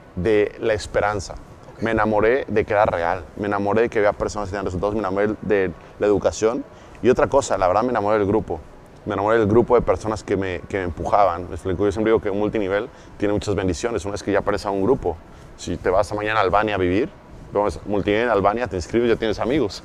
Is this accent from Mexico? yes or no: yes; Cuautla, Morelos, Mexico; also born or lived in Mexico City, Mexico; yo un día vivía en la Ciudad de México, despierto en Morelos, como a los 9, 10 años, ¿ok? En Cuautla, Morelos